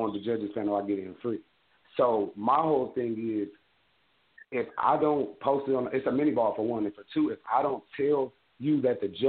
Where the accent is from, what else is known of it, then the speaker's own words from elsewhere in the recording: Midwest, United States; I'm from the Midwest, and being from the Midwest